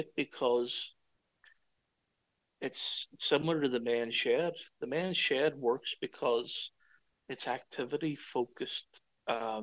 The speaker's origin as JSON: {"language": "English", "town": "Derry", "region": "Northern Ireland", "country": "United Kingdom", "moved": "as an adult", "lives_now": "Cork, Ireland", "said": "myself, as a Northern Irish man"}